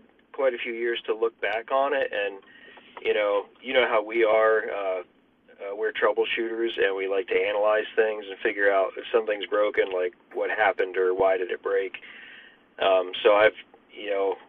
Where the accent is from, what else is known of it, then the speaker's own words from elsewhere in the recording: Pennsylvania, United States; moved away; also born or lived in Texas; I'm originally from Pennsylvania. And we moved back up here about 7 years ago